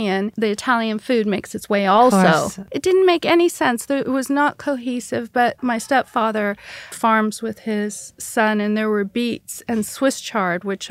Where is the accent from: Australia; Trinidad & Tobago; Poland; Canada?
Canada; we grew up in Canada